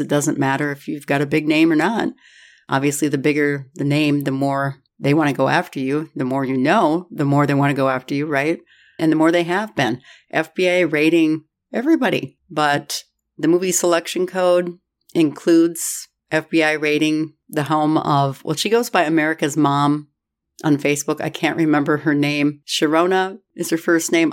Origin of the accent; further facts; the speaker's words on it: Minnesota, United States; I'm from Minnesota